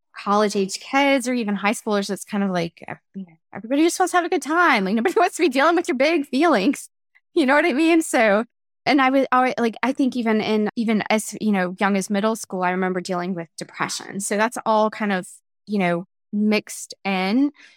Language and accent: English; North Carolina, United States; moved away as an adult; also born or lived in Chicago / Germany / Atlanta; I was born and raised in North Carolina